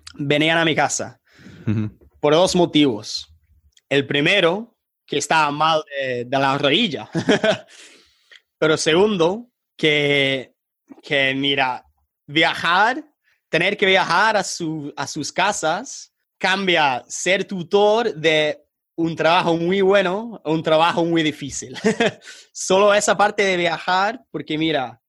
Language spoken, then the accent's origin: Spanish; England, United Kingdom; accent: British; first language English; Spanish is a second language; also born or lived in Colombia; mi acento bien británico